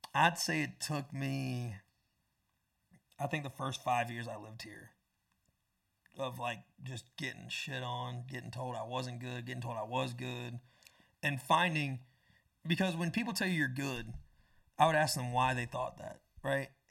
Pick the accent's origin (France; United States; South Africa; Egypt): United States; Panama City, Florida; moved away as an adult; also born or lived in Tampa, Florida; now in Nashville, United States; I went from nine, Tampa to Panama City, and then right after I turned eighteen, I moved